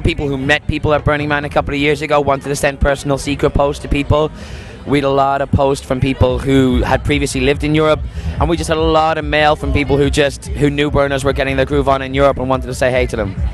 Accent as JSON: {"language": "English", "town": "Dublin", "region": "Leinster", "country": "Ireland", "moved": "as an adult", "lives_now": "London, United Kingdom", "said": "I'm from Dublin, but I've been in London for the past six years."}